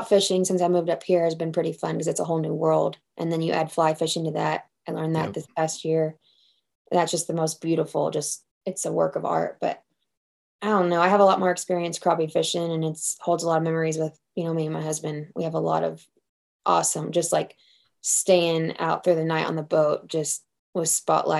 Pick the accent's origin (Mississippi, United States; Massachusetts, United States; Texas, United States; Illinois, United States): Texas, United States; Temple; also born or lived in Belton, Texas; I was born and raised in Temple